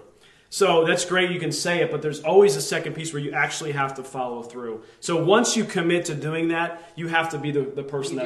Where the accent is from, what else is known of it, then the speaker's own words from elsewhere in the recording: Lehigh Valley, Pennsylvania, United States; we grew up there in the Lehigh Valley